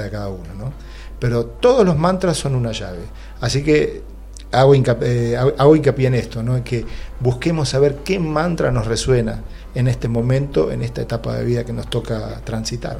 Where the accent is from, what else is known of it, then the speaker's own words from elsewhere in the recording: Moreno, Buenos Aires Province, Argentina; yo soy de Moreno